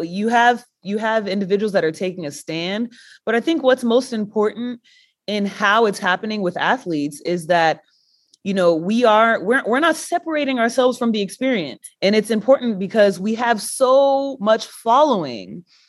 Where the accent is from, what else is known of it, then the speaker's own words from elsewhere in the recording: Texas, United States; I'm from Texas